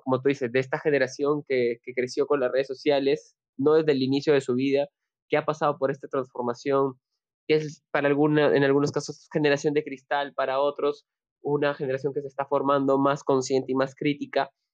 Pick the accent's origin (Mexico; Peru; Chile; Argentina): Peru; desde acá, desde Perú y como latinoamericano